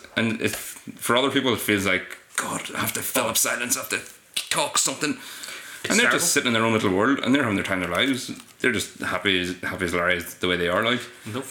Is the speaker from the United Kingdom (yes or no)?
yes; Omagh, Northern Ireland, United Kingdom; I'm from Omagh.